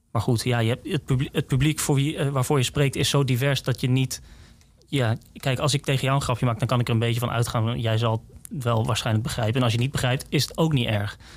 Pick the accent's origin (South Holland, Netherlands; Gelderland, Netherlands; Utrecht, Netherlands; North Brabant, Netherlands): Utrecht, Netherlands; Woerden; ik kom uit Woerden.